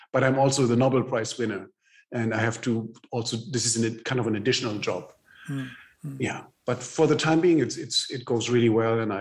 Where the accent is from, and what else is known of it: Germany